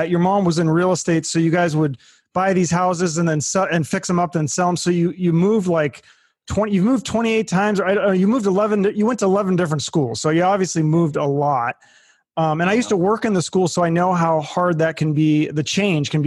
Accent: Issaquah, Washington, United States; growing up in Seattle and in Issaquah, where I'm from too

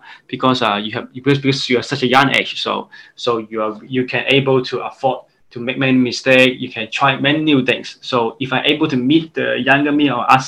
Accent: Hong Kong; I'm from Hong Kong

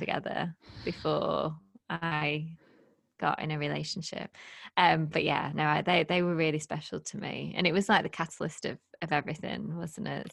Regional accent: United Kingdom; also born or lived in Lake District; we're both British

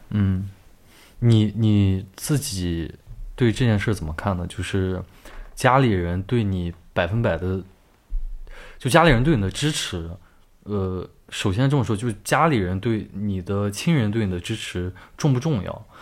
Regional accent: China; moved away; 我们中国人

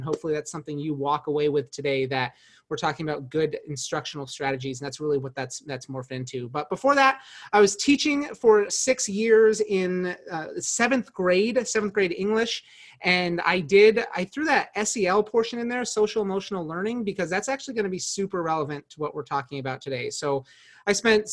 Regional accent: Arvada, Colorado, United States; moved away as an adult; also born or lived in Spokane, Washington; I grew up in Colorado, not born there, but raised there in Arvada

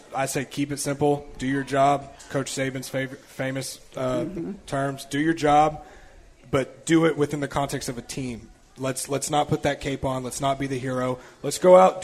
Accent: Tennessee, United States; being born and raised in Tennessee

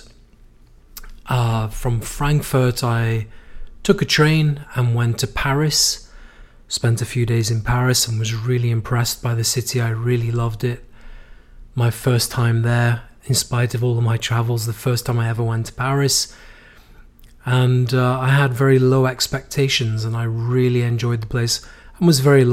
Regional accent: United Kingdom; moved away as an adult; also born or lived in Madrid, Spain; now in United States; we as British people

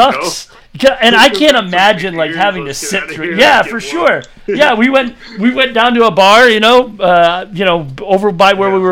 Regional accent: Michigan, United States; I'm from Michigan

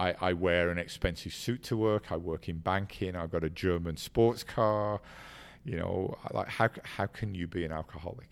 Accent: England, United Kingdom; also born or lived in Ireland; I was born in Ireland and raised in, in England, and we were an Irish immigrant family

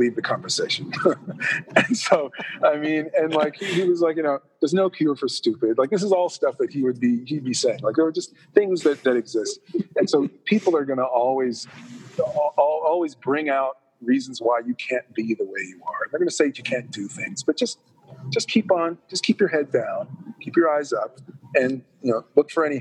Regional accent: Toronto, Ontario, Canada; I am a Toronto boy. I grew up in Toronto

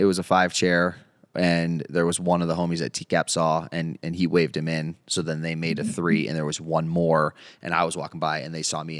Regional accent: East Coast, United States; moved away; I grew up with rotaries on the East Coast

